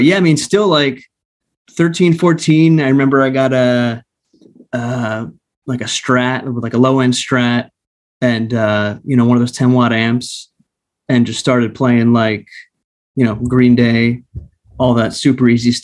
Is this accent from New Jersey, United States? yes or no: yes; New Brunswick, New Jersey, United States; moved away as an adult; also born or lived in Austin, Texas; now in Los Angeles, United States; I grew up in Jersey